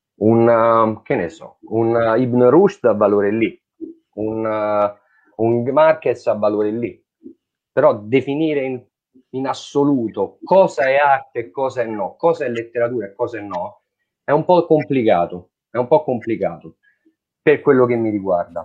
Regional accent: Italy; Noi ci sentiamo italiani, nasciamo e siamo italiani, così, senza volerlo, senza decidere

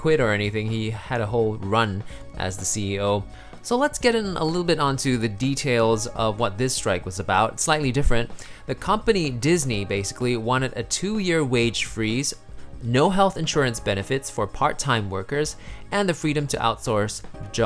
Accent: Singapore; I'm from Singapore

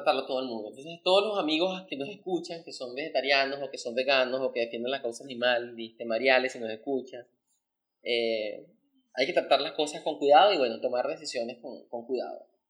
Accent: Caicara del Orinoco, Bolívar, Venezuela; yo soy de, Calcara del Orinoco.

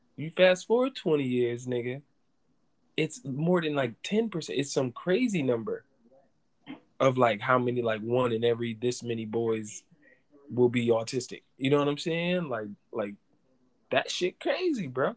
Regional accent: New England, United States; I'm from New England

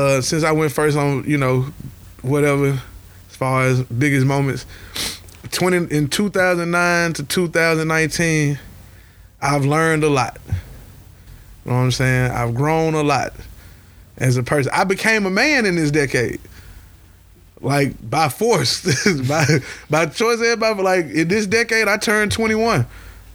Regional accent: United States; I'm an American native

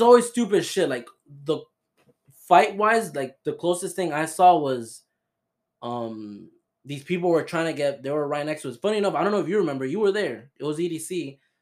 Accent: Florida, United States; We're from Florida

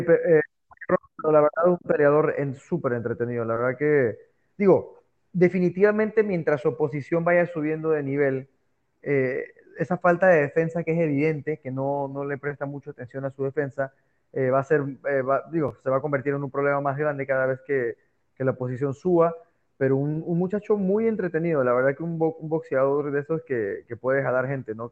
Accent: Mexico; soy orgullosamente mexicano

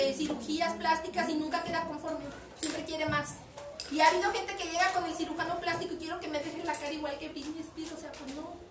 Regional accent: Mexico; en el extranjero nos identifican como mexicanos

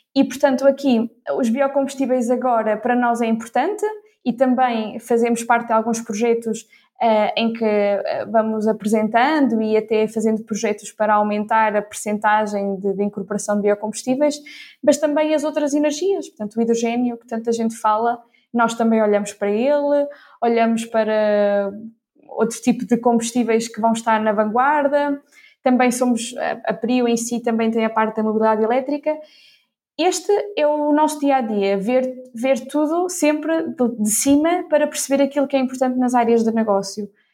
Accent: Ílhavo, Centro, Portugal; also born or lived in Porto; Fiz, fiz por cá a, a minha escola, portanto, desde o, desde o ensino básico ao ensino secundário

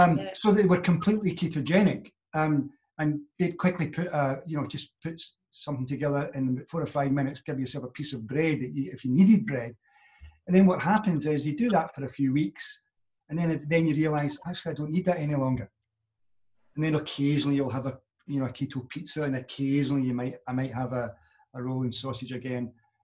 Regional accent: Glasgow, Scotland, United Kingdom; being a Glaswegian

